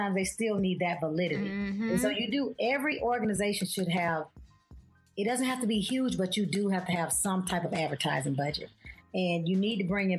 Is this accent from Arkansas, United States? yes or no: no; Daytona Beach, Florida, United States; from Soul City Projects in Daytona Beach, Florida.